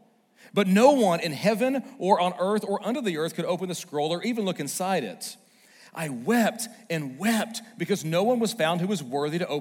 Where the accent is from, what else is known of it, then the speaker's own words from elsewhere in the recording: Northwest Arkansas, United States; also born or lived in Little Rock, Arkansas; I'm originally from Little Rock, born in Little Rock, and then I ended up being raised up here in Northwest Arkansas